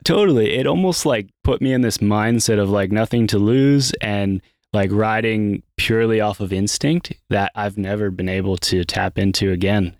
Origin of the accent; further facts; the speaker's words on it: Pennsylvania, United States; moved away as an adult; now in North Carolina, United States; I'm from Pennsylvania